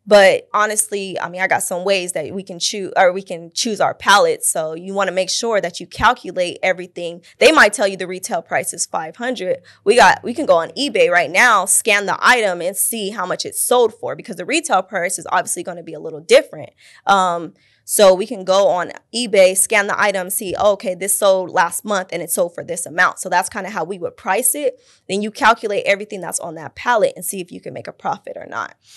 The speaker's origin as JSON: {"language": "English", "town": "Fontana", "region": "California", "country": "United States", "tie": "born or raised there", "also_born_or_lived": "Pasadena, California", "moved": "yes", "lives_now": "Phoenix, United States", "said": "grew up in, like, Fontana area, San Bernardino area"}